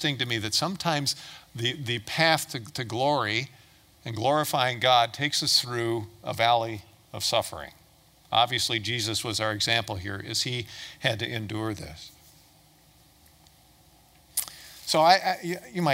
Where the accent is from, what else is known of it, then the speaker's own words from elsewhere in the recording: Toledo, Ohio, United States; I was born and raised in Toledo, Ohio.